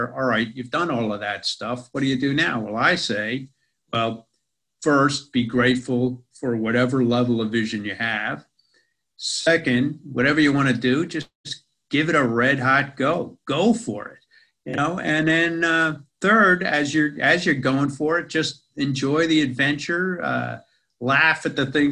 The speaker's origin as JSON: {"language": "English", "town": "New York City", "region": "New York", "country": "United States", "moved": "as an adult", "lives_now": "Australia", "said": "I spent most of my life, as you can tell from my accent, in America. Most of that in New York City"}